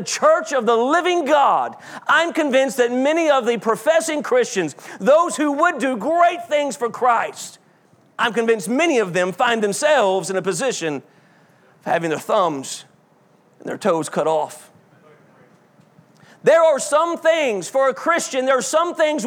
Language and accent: English; South Georgia, United States; growing up in South Georgia